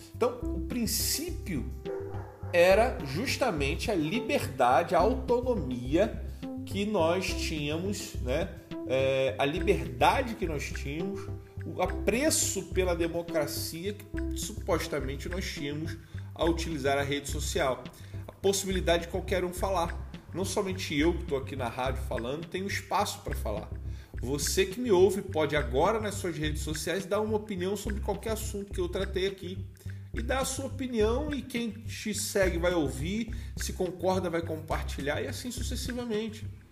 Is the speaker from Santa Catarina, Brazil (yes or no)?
no; Rio de Janeiro, Brazil; eu sou carioca